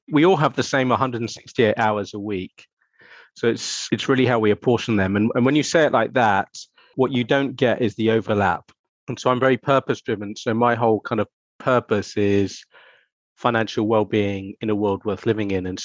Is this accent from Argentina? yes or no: yes; Argentina; So, I grew up in Argentina. My parents moved there when I was about seven years old.